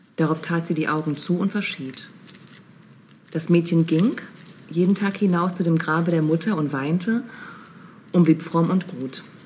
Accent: Lippe, North Rhine-Westphalia, Germany; wo ich aufgewachsen bin, in Lippe

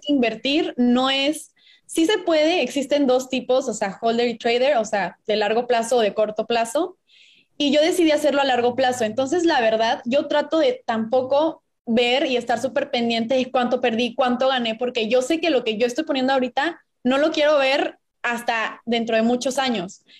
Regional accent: Puebla, Mexico; moved away as an adult; now in Monterrey, Mexico; yo soy de Puebla, llevo aquí en Monterrey seis años

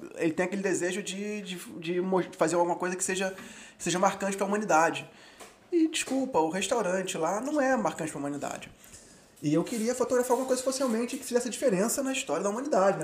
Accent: Rio de Janeiro, Brazil; classe média carioca

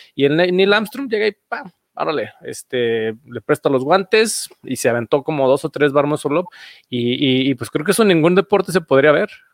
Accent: Aguascalientes, Mexico; soy de aquí de Aguascalientes

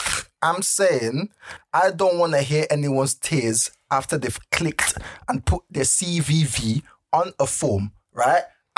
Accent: Lagos, Nigeria; moved away; I grew up in mainland Lagos.

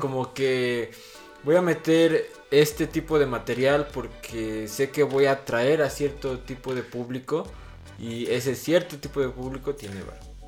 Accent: Mexico; Como mexicanos

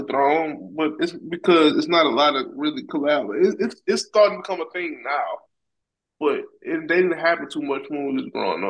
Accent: Louisiana, United States; I'm from Louisiana.

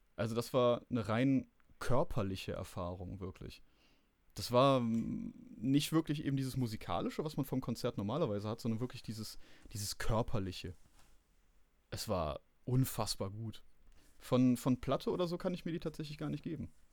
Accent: Rhineland, Germany; Ich bin Rheinländer

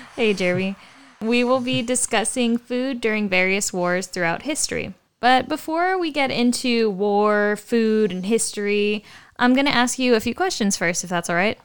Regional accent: United States; we don't really learn about as Americans in history

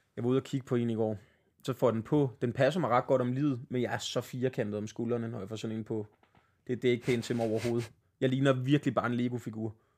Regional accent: Svenstrup, North Denmark Region, Denmark; moved away as an adult; also born or lived in Copenhagen; jeg flyttede tilbage til Svenstrup, min hjemby

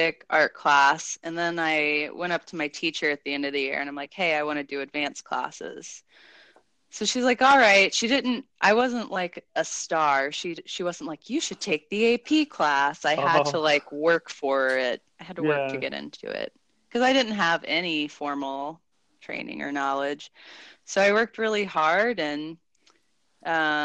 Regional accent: Avenue, Maryland, United States; moved away as an adult; also born or lived in Italy; I'm from the small town of Avenue, Maryland, which is. It doesn't have any traffic lights, and it's mostly farmland kind of on the water, on the Potomac River. And so I grew up with a lot of nature there

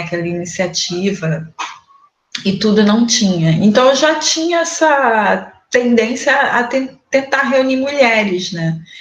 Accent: Nova Iguaçu, Rio de Janeiro, Brazil; now in Duque de Caxias, Brazil; sou natural aqui da Baixada Fluminense, nasci em Nova Iguaçu, agora estou morando em Caxias

